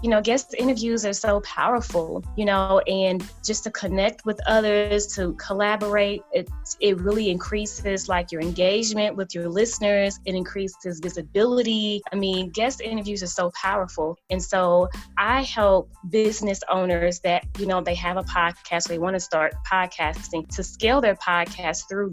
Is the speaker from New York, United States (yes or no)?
yes; New York City, New York, United States; I grew up in New York, in the heart of Harlem.